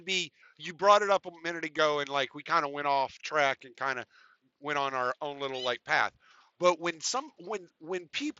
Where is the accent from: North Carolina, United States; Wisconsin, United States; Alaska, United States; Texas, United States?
Texas, United States; also born or lived in Louisiana; I lived in the South most of my life. I grew up in Katy and Houston and Dallas and fucking in Moss Bluff and Lake Charles. All right. I'm a stupid Southern white boy